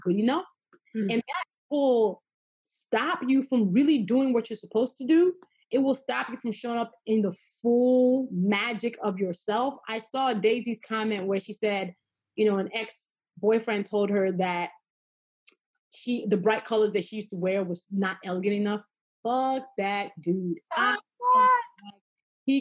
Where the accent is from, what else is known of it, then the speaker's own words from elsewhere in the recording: Nigeria; I am always a Nigerian girl